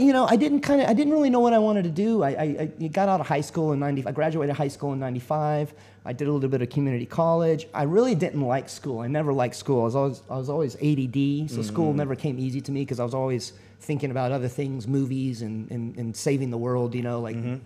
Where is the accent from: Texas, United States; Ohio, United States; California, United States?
Texas, United States; moved away as an adult; I was born and raised in Texas and um, I ended up, uh, you know, I lived there all my life